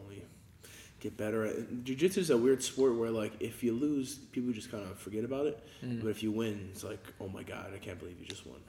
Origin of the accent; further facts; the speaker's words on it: Philadelphia, Pennsylvania, United States; I grew up like working in Philly with my dad